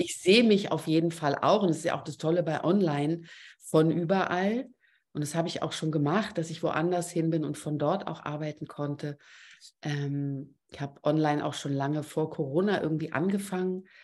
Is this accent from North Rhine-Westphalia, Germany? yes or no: no; Berlin, Germany; accent: Berliner Klappe; komme ich noch aus Berlin und habe manchmal auch eine irre Berliner Klappe